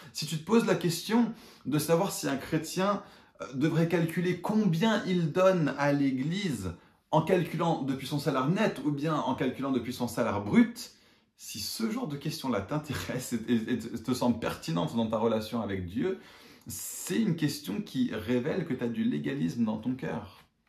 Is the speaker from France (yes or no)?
no; England, United Kingdom; moved away; je suis toujours anglais